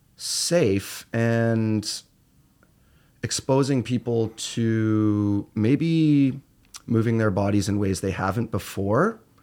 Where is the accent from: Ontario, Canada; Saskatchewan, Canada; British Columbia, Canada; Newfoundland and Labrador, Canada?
Ontario, Canada; Peterborough; moved away as an adult; now in Toronto, Canada; I'm from Peterborough, so I'm, uh, I'm an Ontario boy, and, uh, I came from rural Canada and moved to Toronto